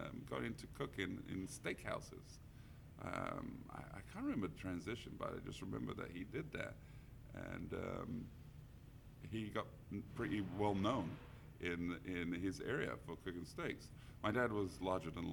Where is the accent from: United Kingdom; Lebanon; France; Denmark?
United Kingdom; London; now in San Francisco, United States; I grew up in around Wembley, where the big soccer stadium is